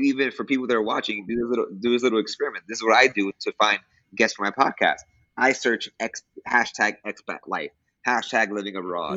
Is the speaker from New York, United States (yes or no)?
yes; New York City, New York, United States; moved away as an adult; now in Costa Rica; I'm originally from New York City. I am born to Dominican parents from Dominican Republic